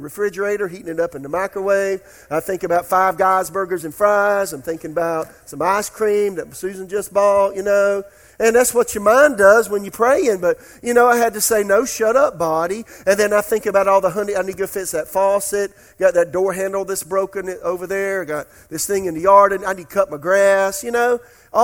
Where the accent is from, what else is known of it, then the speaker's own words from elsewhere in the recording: Florence, South Carolina, United States; also born or lived in Oklahoma; now in Raleigh, United States; I'm in Florence, South Carolina, my hometown.